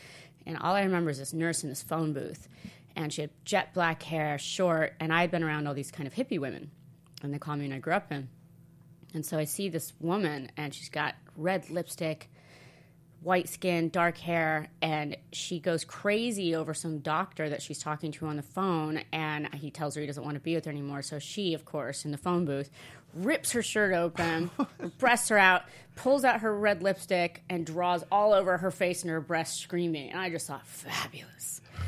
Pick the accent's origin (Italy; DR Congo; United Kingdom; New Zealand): Italy; also born or lived in Oregon; now in United States; But I think mine was because when I came from Italy to America, I had such culture shock with food that I didn't recover, I think.